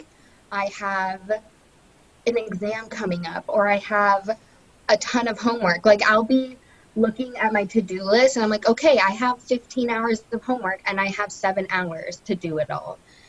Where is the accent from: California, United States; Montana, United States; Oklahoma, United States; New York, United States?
California, United States; Los Angeles; I am from Los Angeles, California